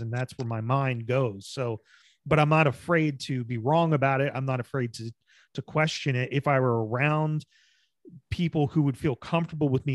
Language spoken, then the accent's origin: English; New Jersey, United States; moved away as an adult; I'm from New Jersey. And I was like, I, you know, grew up in a very diverse neighborhood.